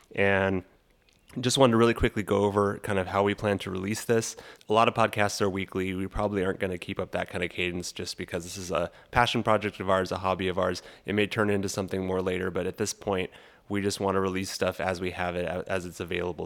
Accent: Los Angeles, California, United States; moved away as an adult; also born or lived in San Diego, California; now in Fayetteville, United States; I'm originally from Los Angeles, California and I lived there for my first eighteen years

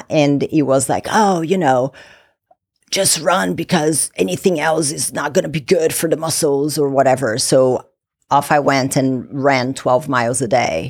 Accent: Brazil; now in United States; I'm originally from Brazil, moved from Brazil to the U S

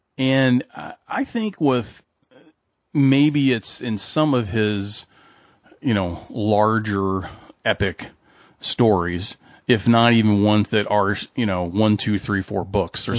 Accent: Kentucky, United States; as someone from Kentucky who is always confused by Kentuckians

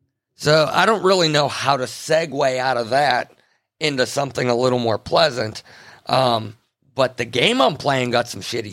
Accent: Pennsylvania, United States; we grew up in the Appalachians, a portion of it in, you know, west central Pennsylvania area.

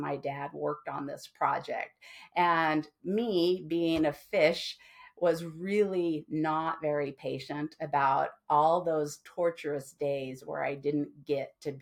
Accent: Henderson, Nevada, United States; I grew up in Henderson, Nevada, which is the city just next to Las Vegas

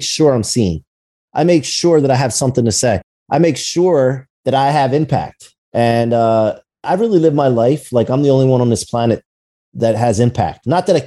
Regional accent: United States; now in Ocean City, Maryland, United States; I actually live in Ocean City, Maryland, and I'm from outside of Philly and Wilmington, Delaware area up there.

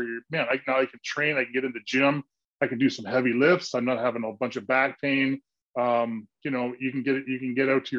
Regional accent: Canada; moved away as an adult; also born or lived in Aurelia (hometown, garbled); now in Los Angeles, United States; I played a lot of hockey growing up in Canada

